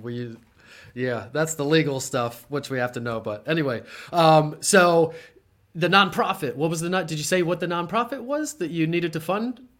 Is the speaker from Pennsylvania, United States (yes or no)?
yes; Harrisburg, Pennsylvania, United States; also born or lived in Mechanicsburg / Williamsport; I grew up on the Hill in Harrisburg, went to Mechanicsburg High School